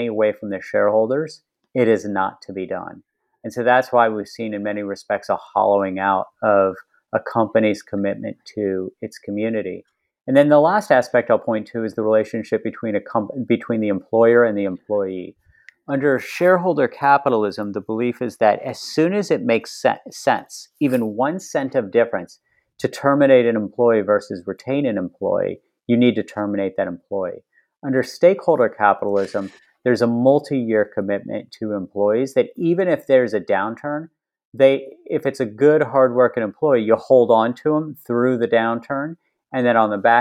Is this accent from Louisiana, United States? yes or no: no; West Virginia, United States; When I was growing up in West Virginia, there were lots of companies based in West Virginia.